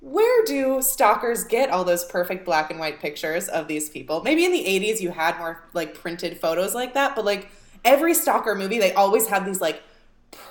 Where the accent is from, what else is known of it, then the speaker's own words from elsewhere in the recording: Georgia, United States; Growing up in Georgia